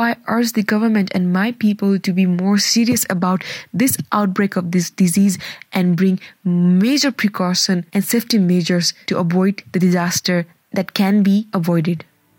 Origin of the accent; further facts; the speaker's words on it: Nepal; our country, Nepal.